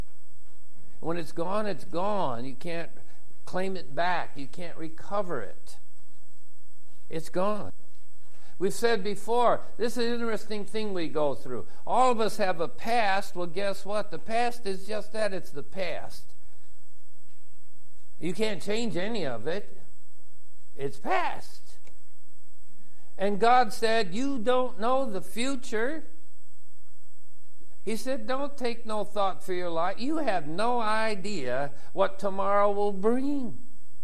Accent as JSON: {"language": "English", "country": "United States", "said": "Vietnamese, we're from America"}